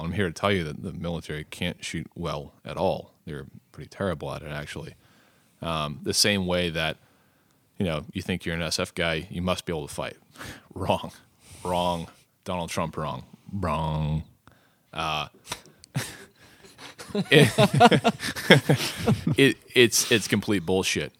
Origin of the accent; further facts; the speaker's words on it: United States; as an American male, uh, you know, a young, able-bodied American male